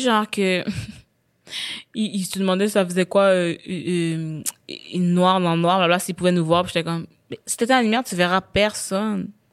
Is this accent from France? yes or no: no; Quebec, Canada